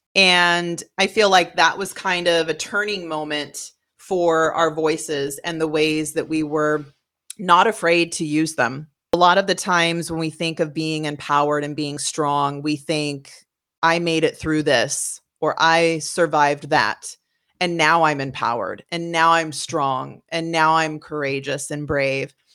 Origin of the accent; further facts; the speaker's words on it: West Coast, United States; moved away; I grew up on the West Coast